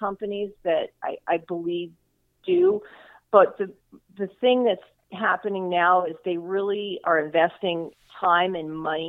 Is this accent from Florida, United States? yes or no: yes; South Florida, United States; I am from South Florida, so I've lived here all my life.